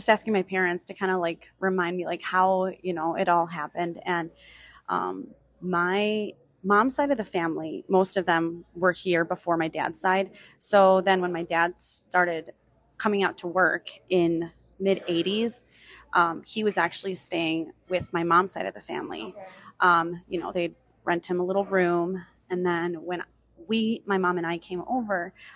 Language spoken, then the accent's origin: English; small town in Illinois, United States; also born or lived in State of Mexico, Mexico; My family and I moved here in the summer of 1992, and I was only a year and a half old